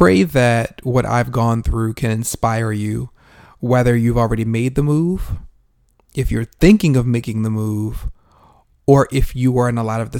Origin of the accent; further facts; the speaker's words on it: Northeast, United States; moved away as an adult; now in Atlanta, United States; I'm from the Northeast, you know, so we have a bunch of cities that are all right next to each other.